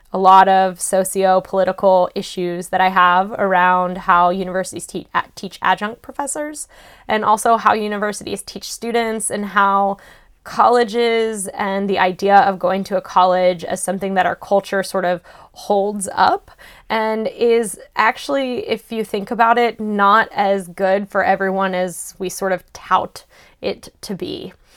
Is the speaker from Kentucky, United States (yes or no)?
yes; Louisville, Kentucky, United States; moved away as an adult; now in Boston, United States; Louisville, Kentucky, which is where I am originally from